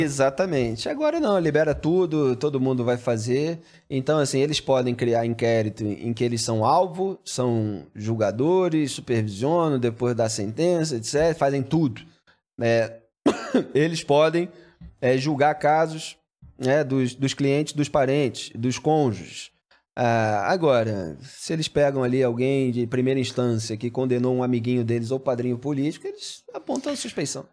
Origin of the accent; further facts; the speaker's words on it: Rio de Janeiro, Brazil; eu sou carioca, amante do samba mesmo